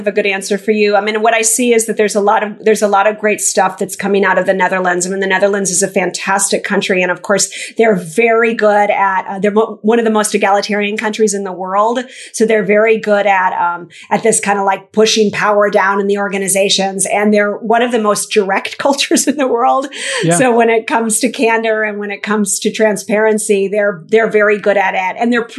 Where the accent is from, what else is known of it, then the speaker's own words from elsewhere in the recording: Minnesota, United States; I'm from Minnesota. Yeah, not the most international place.